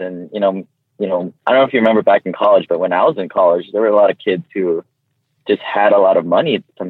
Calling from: Honolulu, Hawaii, United States

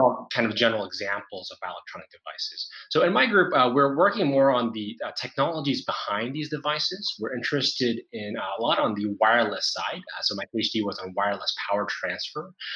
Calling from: Singapore; I'm calling in from Singapore

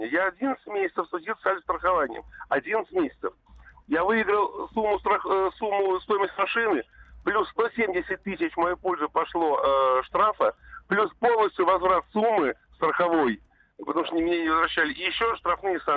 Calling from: Tver, Tver Oblast, Russia; Да, здравствуйте, я из Твери.

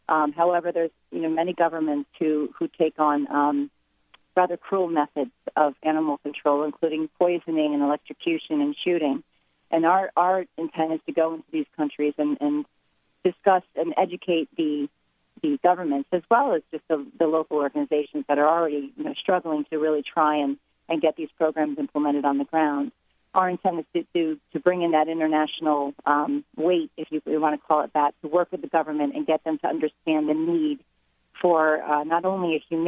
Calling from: Washington, District of Columbia, United States; I'm in Washington, D.C.

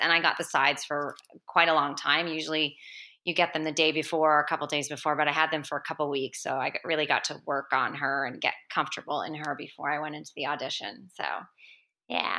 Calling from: Vancouver, British Columbia, Canada; I'm calling from Vancouver

